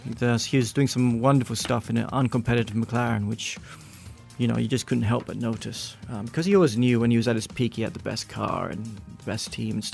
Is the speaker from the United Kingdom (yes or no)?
no; Malaysia; growing up in Malaysia in the 80s and 90s